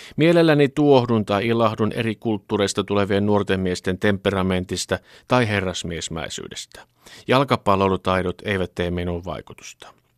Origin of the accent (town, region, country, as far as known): Finland